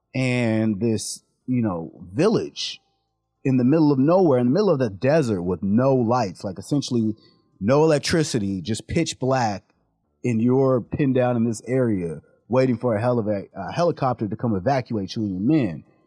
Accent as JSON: {"language": "English", "town": "San Diego", "region": "California", "country": "United States", "tie": "born or raised there", "said": "we grew up in San Diego"}